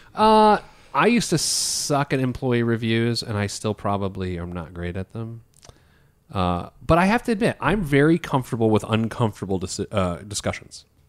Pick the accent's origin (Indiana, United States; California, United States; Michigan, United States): Indiana, United States; Indianapolis; I went to Pike High School in Indianapolis.